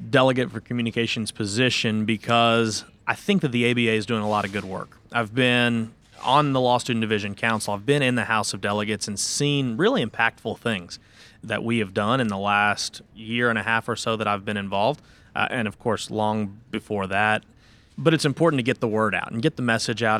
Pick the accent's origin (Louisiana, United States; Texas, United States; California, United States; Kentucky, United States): Kentucky, United States; Louisville; also born or lived in Nashville, Tennessee; I am born and raised in Louisville, Kentucky as well